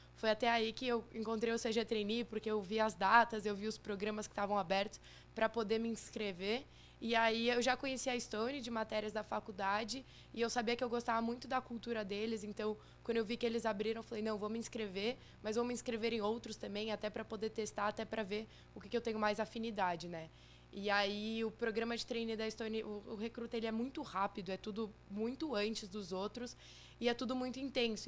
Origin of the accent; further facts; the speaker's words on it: São Paulo, Brazil; Sou de São Paulo, morei aqui minha vida toda